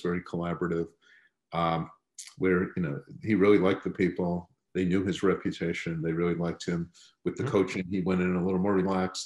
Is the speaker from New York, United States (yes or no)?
yes; Long Island, New York, United States; grew up on Long Island